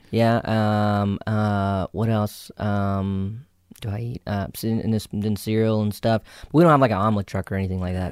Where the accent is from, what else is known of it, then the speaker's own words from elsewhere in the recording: South Carolina, United States; accent: Southern; moved away; also born or lived in New York; I grew up in South Carolina, so I actually had like a really thick, you know, Southern accent growing up